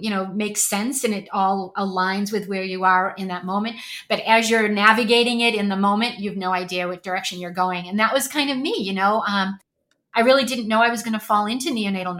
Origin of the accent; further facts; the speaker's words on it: Boston, Massachusetts, United States; moved away as an adult; also born or lived in Texas / California / New Hampshire; I'm born and raised in Boston, Massachusetts. You might be able to detect a bit of an accent once I start talking and get excited